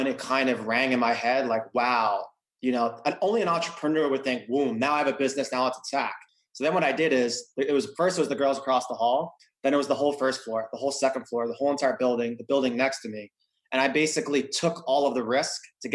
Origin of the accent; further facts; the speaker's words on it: Long Island, New York, United States; moved away as an adult; also born or lived in Los Angeles; I came from Long Island. I grew up in an upper middle class family